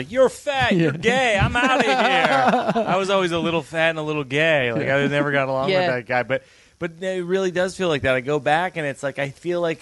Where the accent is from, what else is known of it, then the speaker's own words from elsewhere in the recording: Worcester, Massachusetts, United States; moved away; my hometown 2 weeks ago, Worcester, Massachusetts.